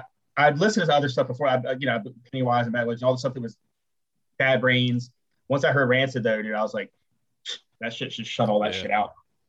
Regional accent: Virginia Beach, Virginia, United States; moved away as an adult; also born or lived in Los Angeles; now in Richmond, United States; I grew up in Virginia Beach.

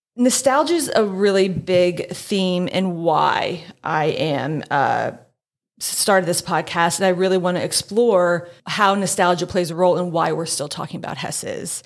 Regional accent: Allentown, Pennsylvania, United States; a wistful exploration of my hometown's enduring attachment to Hess's department store

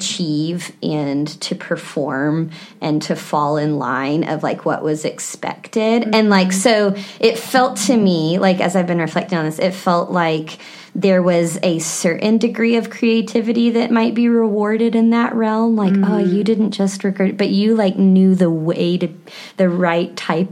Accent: Texas Hill Country, United States; I grew up in the Hill Country, about an hour from San Antonio

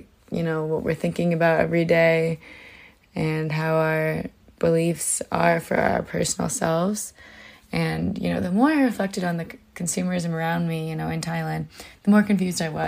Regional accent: Illinois, United States; a Midwesterner just like me, because I'm from Illinois

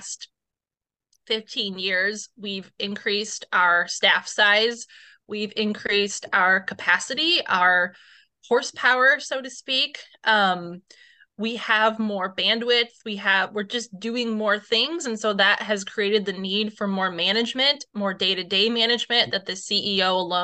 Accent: Northeast Indiana, United States; I'm from the Northeast Indiana area.

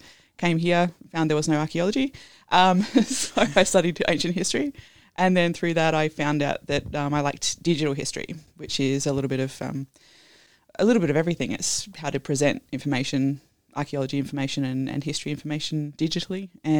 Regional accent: Tasmania, Australia; Tasmania, moved around a bit, came back to Tasmania.

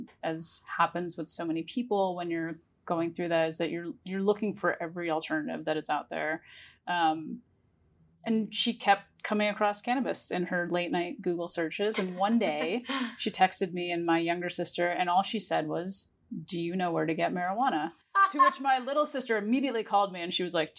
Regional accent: Ohio, United States; now in New York, United States; a high schooler growing up in small town Ohio

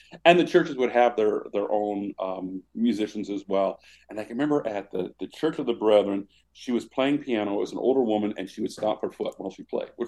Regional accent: Washburn, Illinois, United States; moved away; the little hometown I grew up in, 1,067 people, Washburn, Illinois

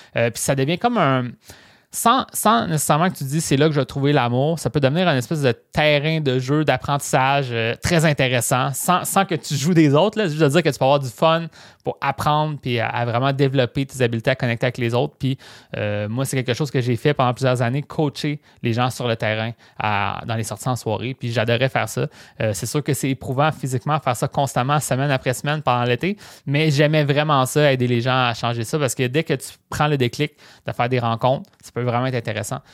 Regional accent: Rimouski, Quebec, Canada; Moi, je viens de Rimouski, qui est une petite ville.

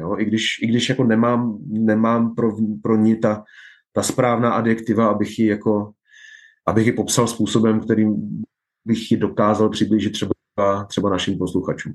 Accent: Czechia; moved away as an adult; also born or lived in Nigeria / Spain; ta česká kultura uh, mě oklopovala drtivou většinu mého života. Vyrostl jsem v ní, dozrál jsem v ní

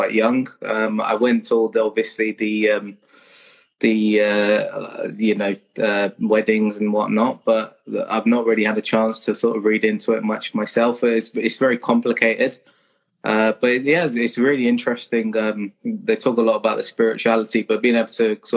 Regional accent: Kingston upon Thames, London, United Kingdom; moved away as an adult; I was born in Kingston, southwest London. And went to school in Kingston, stayed there until I was 18

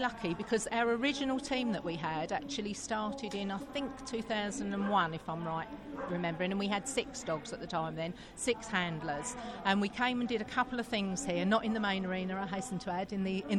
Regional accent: East of England, United Kingdom; Everybody trains individually with their dogs, because we're from East Anglia.

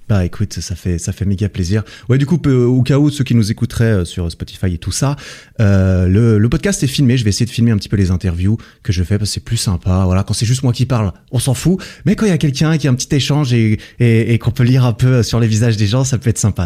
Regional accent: Switzerland; je suis de Suisse

